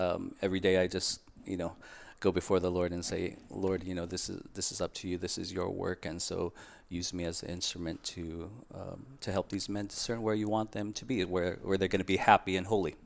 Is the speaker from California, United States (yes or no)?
yes; San Diego, California, United States; I grew up in San Diego, California, and I entered the order in two thousand two.